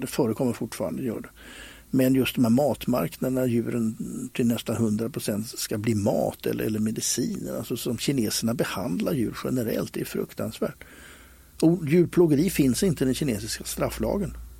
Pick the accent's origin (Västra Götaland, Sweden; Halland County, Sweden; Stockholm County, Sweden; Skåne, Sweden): Stockholm County, Sweden; Stockholm; När jag växte upp på Skansen